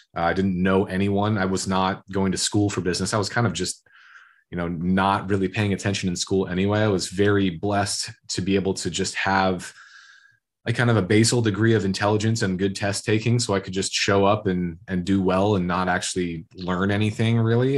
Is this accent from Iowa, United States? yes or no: yes; Iowa, United States; growing up in Iowa is very blue collar, farmer factory